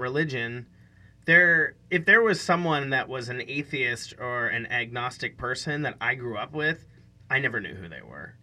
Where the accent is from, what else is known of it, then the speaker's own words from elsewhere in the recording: Western Pennsylvania, United States; moved away; I grew up in Western Pennsylvania